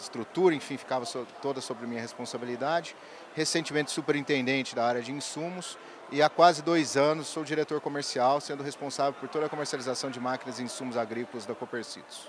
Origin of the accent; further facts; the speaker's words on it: São Sebastião do Paraíso, Minas Gerais, Brazil; sou natural de São Sebastião do Paraíso